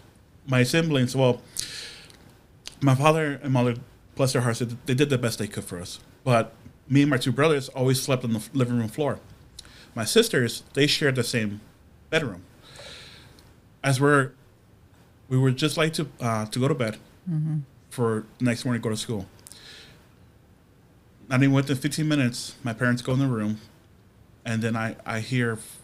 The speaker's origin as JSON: {"language": "English", "town": "Chicago", "region": "Illinois", "country": "United States", "tie": "born or raised there", "said": "I grew up in Southside Chicago."}